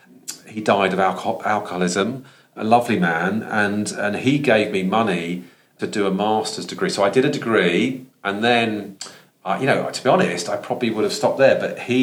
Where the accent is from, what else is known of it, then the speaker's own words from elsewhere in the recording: London, United Kingdom; accent: Estuary English; So I talked a bit like, because I'm from London, I talked like that a long time ago.